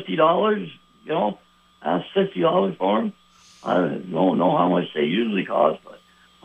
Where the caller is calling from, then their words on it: South Burlington, Vermont, United States; Actually, the Shelburne and South Burlington line.